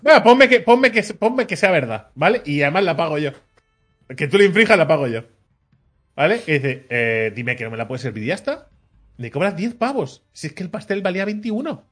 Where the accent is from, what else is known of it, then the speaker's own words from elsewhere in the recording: Catalonia, Spain; yo, que soy nacido aquí en Cataluña, ¿vale? Que soy de padres catalanes, ¿vale? Y de abuelos de Jaén, ¿vale? Pero que soy, que soy de aquí